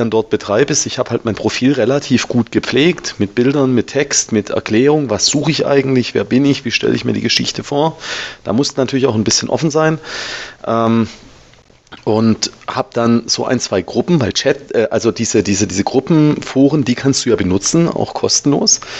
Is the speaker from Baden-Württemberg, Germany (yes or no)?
yes; Baden-Württemberg, Germany; Also ich bin ja, bin ja Schwabe, ne? Die Schwaben sind ja nicht ganz zu Unrecht knausrig.